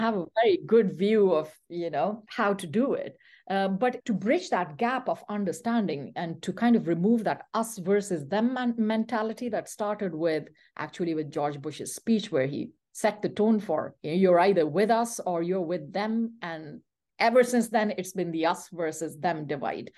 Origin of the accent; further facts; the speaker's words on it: Pakistan; first language Pashto; English is a second language; moved away as an adult; also born or lived in Saudi Arabia / London, United Kingdom; now in Canada; I'm a Pathan, so Pashto is my mother tongue.